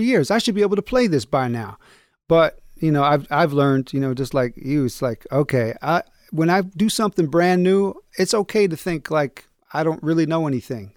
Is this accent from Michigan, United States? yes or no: yes; Battle Creek, Michigan, United States; also born or lived in New York; now in Kalamazoo, United States; I'm from Battle Creek, home of Kellogg's